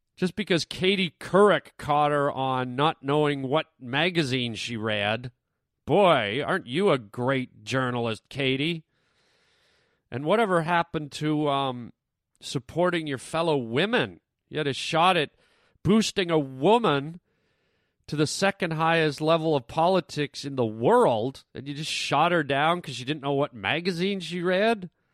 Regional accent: Canada; now in United States; I'm Canadian

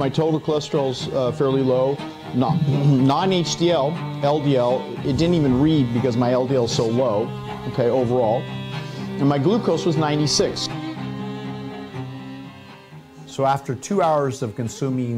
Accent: California, United States; I've lived, born and raised in California my whole life

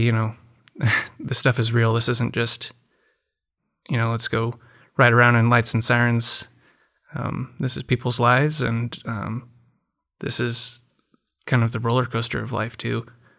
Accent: Ames, Iowa, United States; moved away as an adult; now in Shaker Heights, United States; I'm from Ames, Iowa. Came out here for residency and live in Shaker Heights with my wife and our three-year-old

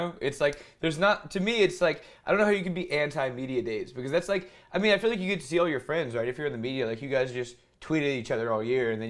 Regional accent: Hoover, Alabama, United States; I went to high school in Hoover, Alabama. I'm a Hoover buck, so that's my hometown, I guess.

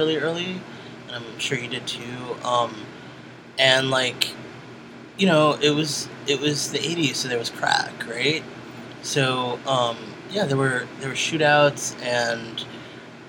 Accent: New York City, New York, United States; I was born in Brooklyn, New York

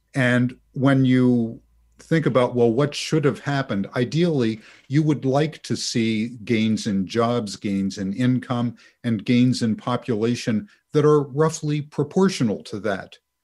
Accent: West Virginia, United States; I'm from West Virginia

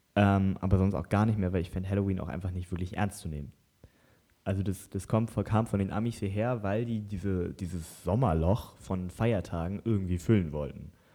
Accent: Lower Saxony, Germany; wir kommen aus Niedersachsen

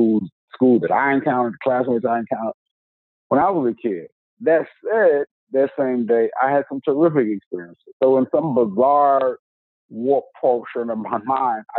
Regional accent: the South, United States; I'm from the South

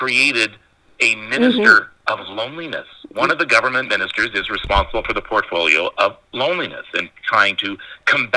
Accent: North Bay, Ontario, Canada; I grew up in North Bay.

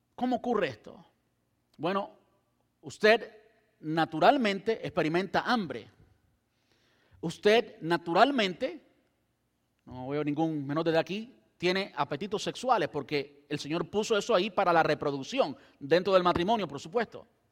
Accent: Cuba; now in Brandon, United States; yo soy cubano

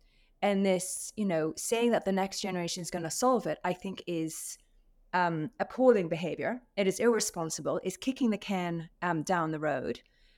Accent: Saudi Arabia; Number one, I was raised in Saudi Arabia. So my father used to work with Aramco.

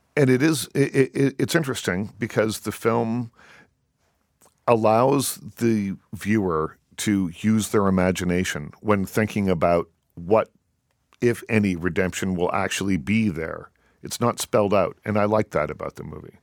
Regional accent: Liverpool, Nova Scotia, Canada; my hometown, by the way, of Liverpool, Nova Scotia

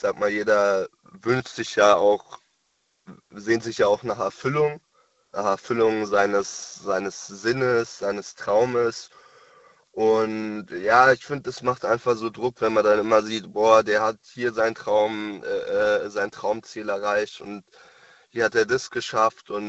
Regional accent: Frankfurt, Hesse, Germany; Äh, aus Frankfurt.

